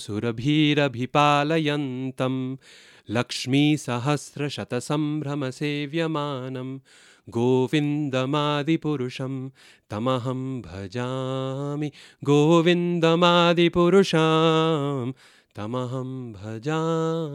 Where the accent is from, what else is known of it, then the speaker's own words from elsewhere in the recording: Boise, Idaho, United States; I grew up in Boise, Idaho.